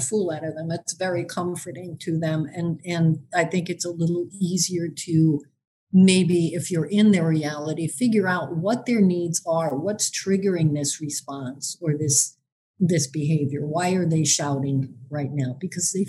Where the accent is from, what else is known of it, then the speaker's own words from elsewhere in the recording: New York City, New York, United States; now in Michigan, United States; I actually spent the early part of my life growing up on Staten Island